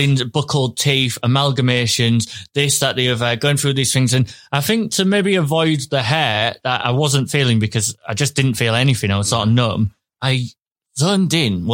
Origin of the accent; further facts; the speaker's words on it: Hull, Yorkshire and the Humber, United Kingdom; I am from Hull, so I've got more teeth than expected for my age